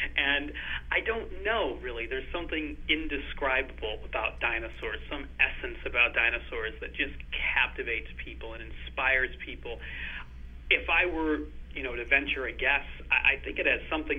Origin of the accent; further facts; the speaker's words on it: Northern Illinois, United States; moved away as an adult; now in Edinburgh, United Kingdom; I grew up in the Midwest in the U.S. and Northern Illinois